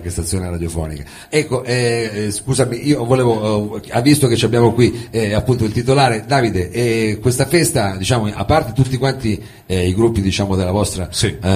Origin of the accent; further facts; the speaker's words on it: Biella, Piedmont, Italy; veniamo da Biella